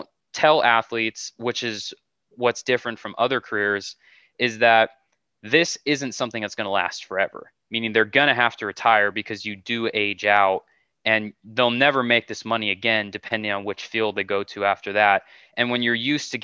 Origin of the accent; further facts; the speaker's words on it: California, United States; I'm from California